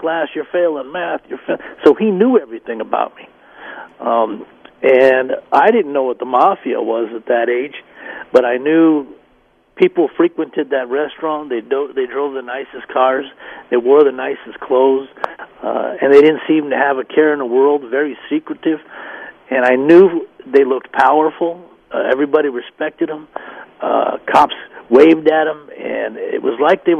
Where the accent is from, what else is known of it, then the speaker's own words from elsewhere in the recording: Denver, Colorado, United States; moved away as an adult; also born or lived in Dallas, Texas; move away from my hometown